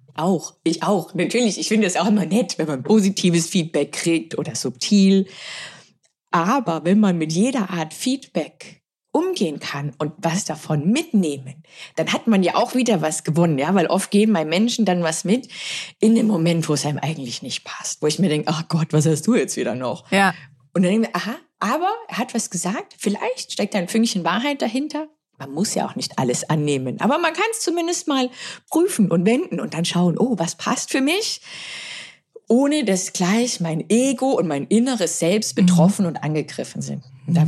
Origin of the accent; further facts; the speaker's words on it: Germany; wir sind aus Deutschland zu zweit, Dr. Amelie Schönenwald und ich